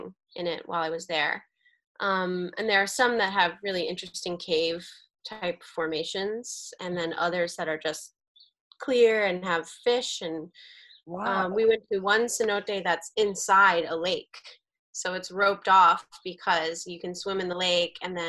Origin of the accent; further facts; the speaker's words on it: Arlington, Virginia, United States; moved away as an adult; now in Washington, D.C., United States; I'm originally from Arlington, Virginia, which is about 20 minutes away